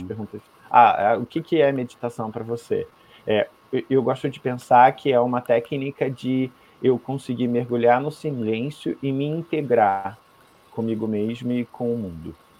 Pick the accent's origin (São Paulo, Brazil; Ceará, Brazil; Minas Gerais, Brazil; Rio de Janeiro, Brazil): Rio de Janeiro, Brazil; moved away; also born or lived in Curitiba; eu nasci no Rio de Janeiro, mas eu fui morar em Curitiba.